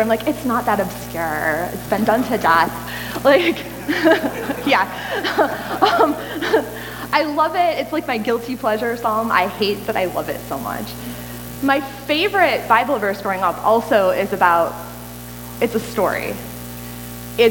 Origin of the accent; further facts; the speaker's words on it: United States; I'm American